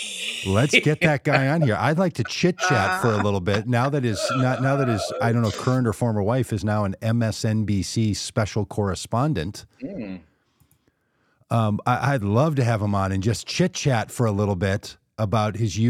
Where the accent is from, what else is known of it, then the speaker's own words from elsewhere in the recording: New York, United States; I have a family that live in New York. I'm a New Yorker.